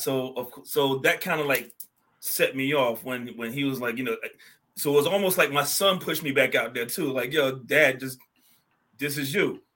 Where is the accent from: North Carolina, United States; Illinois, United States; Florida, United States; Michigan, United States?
North Carolina, United States; Raleigh; moved away as an adult; also born or lived in New York; born and bred in Raleigh, North Carolina.